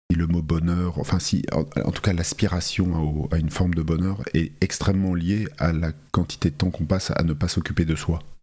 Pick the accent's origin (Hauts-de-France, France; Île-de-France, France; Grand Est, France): Île-de-France, France; Paris; also born or lived in Talence; je suis né dans le Bordelais, dans une petite ville qui s'appelle Talence, euh, de deux parents bien français, euh, venu à Paris à l'âge de 3 ans. Donc on peut dire que je suis un Parisien, j'ai grandi ah, à Paris